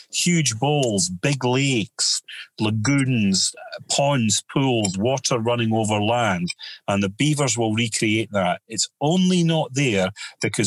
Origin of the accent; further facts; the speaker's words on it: United Kingdom; we're just born and we're British